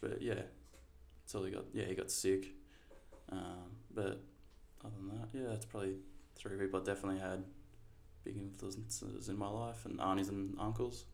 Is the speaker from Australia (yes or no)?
yes; Torquay, Victoria, Australia; I grew up in Torquay for about the first six years of my life. Um, then my parents split. Then mum and I moved down here. My parent, like my family's always been here